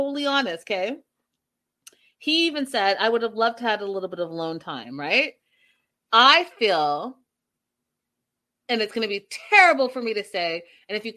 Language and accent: English; Canada; moved away; also born or lived in United States; as a child growing up in Canada, we did do cow tipping